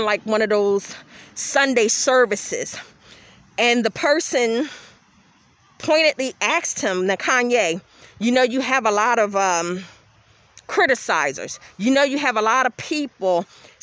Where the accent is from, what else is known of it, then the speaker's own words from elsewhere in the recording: Philadelphia, Pennsylvania, United States; I grew up in Philadelphia, so of course I was around rap.